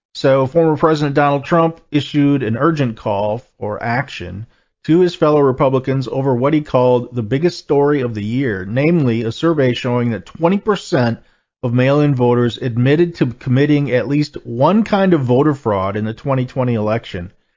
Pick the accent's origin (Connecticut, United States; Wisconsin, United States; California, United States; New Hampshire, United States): Wisconsin, United States; my home state here, Wisconsin